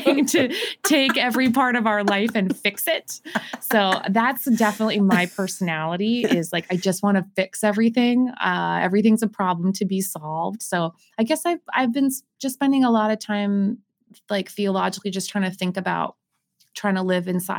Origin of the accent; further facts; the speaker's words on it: Winnipeg, Manitoba, Canada; moved away as an adult; I grew up on the University of Manitoba campus